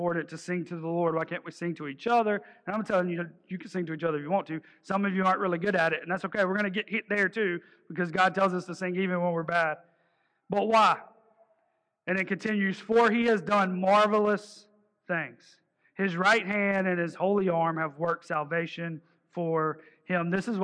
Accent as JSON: {"language": "English", "region": "the South", "country": "United States", "accent": "twang", "said": "I'm from the South"}